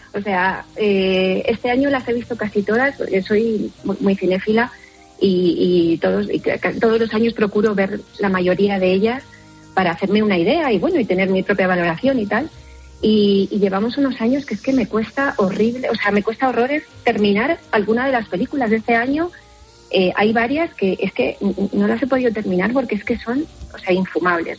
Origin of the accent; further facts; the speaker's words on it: Argentina; now in Spain; Sí, soy argentina